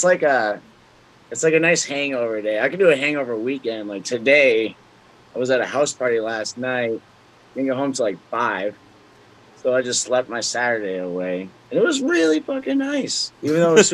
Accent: New Hampshire, United States; moved away; I'm from New Hampshire. So I went home to visit last year

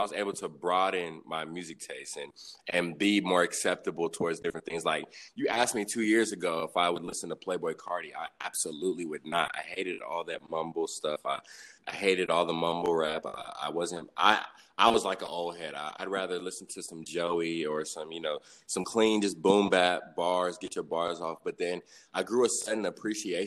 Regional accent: Huntsville, Alabama, United States; also born or lived in Riverside, California; now in Nashville, United States; I spent a lot of my growing up was in Huntsville, Alabama

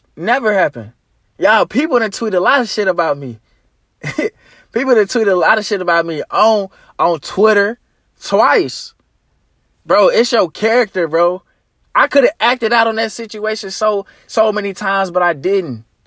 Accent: Arkansas, United States; my hometown. I mean, my, uh, home state, Arkansas.

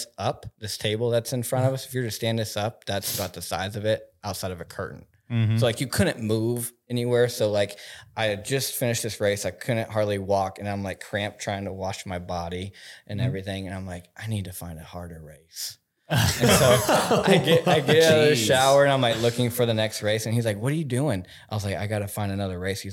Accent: Oklahoma, United States; moved away; I'm from Oklahoma

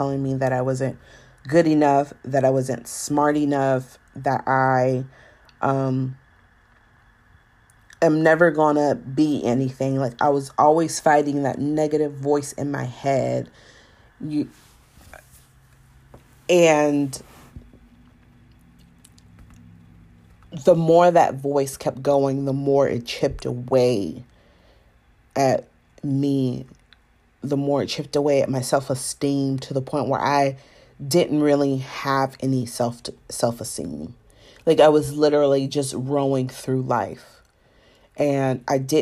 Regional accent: Savannah, Georgia, United States; also born or lived in Atlanta; even though I was born in Savannah, Georgia, and, you know, grew up in Georgia

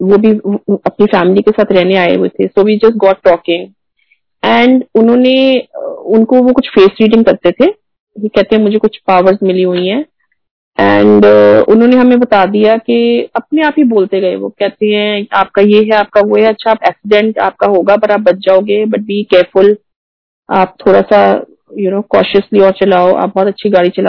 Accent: Pune, Maharashtra, India; मैं पुणे से हूँ आप uh, गुड़गांव से हो और हम कैसे रामगढ़ में मिले हैं

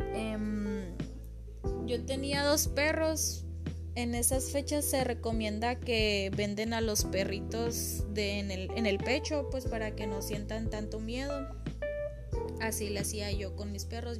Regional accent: Mexico; como buen mexicano

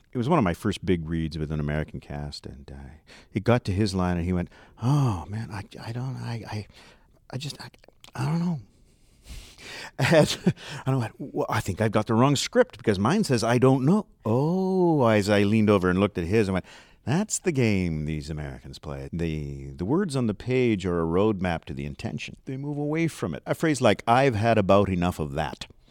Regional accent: near Vancouver, British Columbia, Canada; accent: West Coast; I was raised near Vancouver

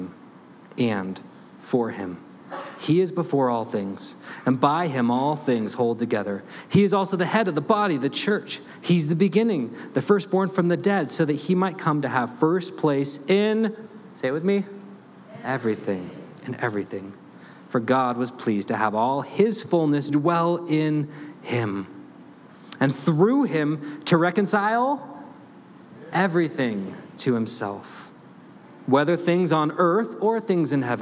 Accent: United States; I'm a pastor. I'm an American.

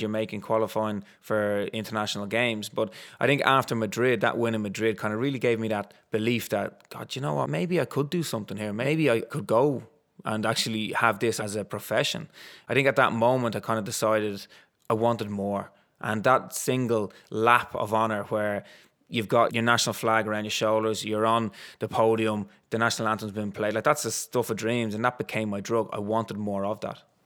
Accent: Dublin, Leinster, Ireland; where I grew up in Ballantyre, there was Dundrum Athletic Club, literally at the end of my road.

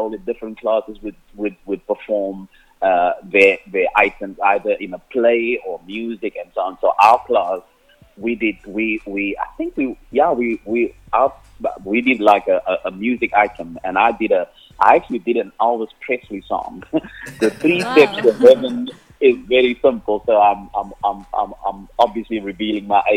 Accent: Cape Town, Western Cape, South Africa; first language Afrikaans; English is a second language; So that's where I grew up. I grew up on the Cape Flats

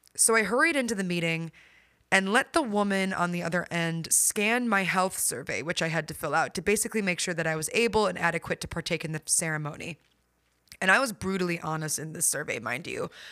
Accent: Midwest, United States; I grew up in the Midwest

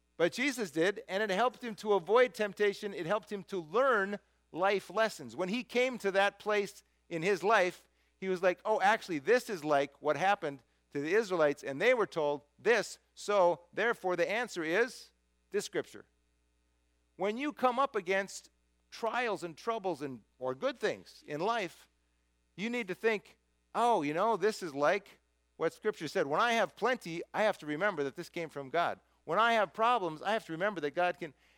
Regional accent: United States; who I am as an American

